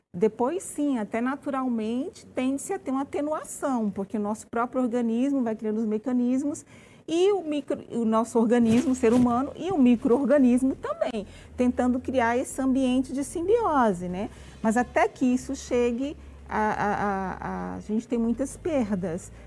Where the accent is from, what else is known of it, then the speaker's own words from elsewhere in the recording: Brazil; nosso comportamento como brasileiro